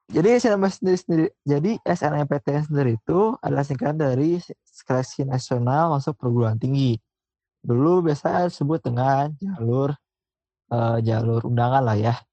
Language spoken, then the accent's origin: Indonesian; Bandung, West Java, Indonesia; Gue dari SMA yang biasa-biasa aja di kota Bandung.